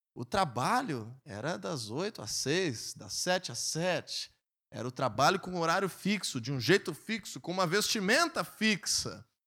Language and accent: Portuguese; Brazil; nós nascemos no Brasil